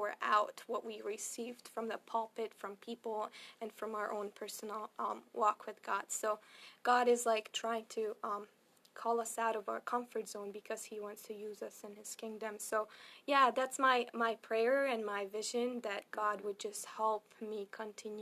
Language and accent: English; Szeged, Csongrád-Csanád, Hungary; moved away; I'm going to be part of the ministry in Szeged, which is my hometown